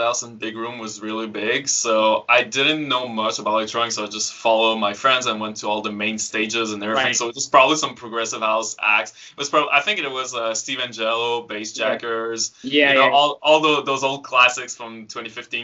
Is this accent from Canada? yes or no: yes; Frampton, Quebec, Canada; So, I'm from Quebec. I grew up in the middle of nowhere with, you know, my only neighbors were probably tractors and cows and stuff like that. Yeah, I live really in a small village called Frampton.